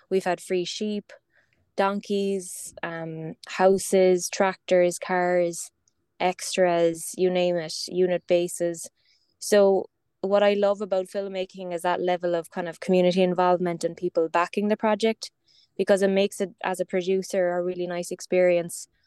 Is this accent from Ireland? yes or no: yes; West Cork, Munster, Ireland; when I was growing up in West Cork